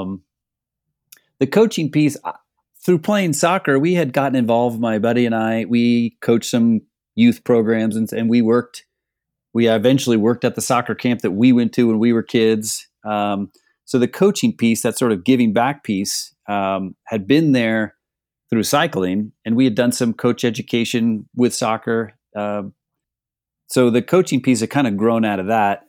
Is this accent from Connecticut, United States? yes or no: no; Northeast Ohio, United States; growing up in Northeast Ohio, our summers are pretty short